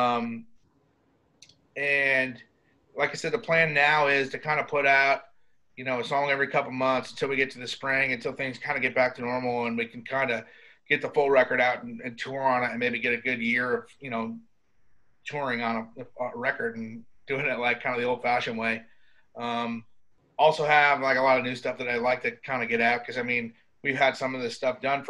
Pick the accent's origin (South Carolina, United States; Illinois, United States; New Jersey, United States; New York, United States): New York, United States; now in Nashville, United States; I tell them New York